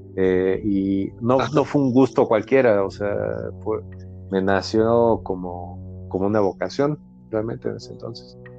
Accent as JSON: {"language": "Spanish", "region": "Mexico City", "country": "Mexico", "tie": "born or raised there", "said": "yo nací en, en la Ciudad de México, pero cuando antes se llamaba Distrito Federal."}